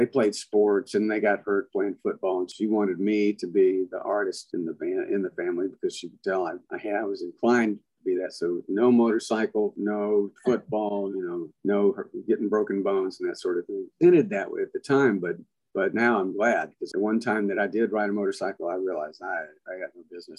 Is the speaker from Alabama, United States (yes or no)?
yes; Montgomery, Alabama, United States; moved away as an adult; also born or lived in Prattville, Alabama / Nashville, Tennessee; born in Montgomery, Alabama, and when I was 2, we moved to Prattville, Alabama, which is the county just north, and then we moved back in 1965, 66, something like that, when I started junior high school, we moved back to Montgomery.